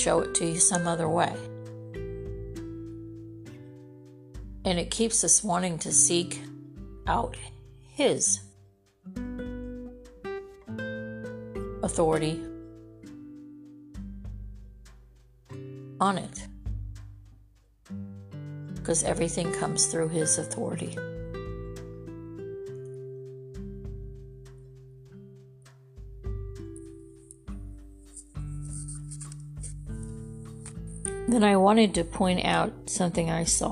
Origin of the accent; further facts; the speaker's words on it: California, United States; I'm from California. I grew up there.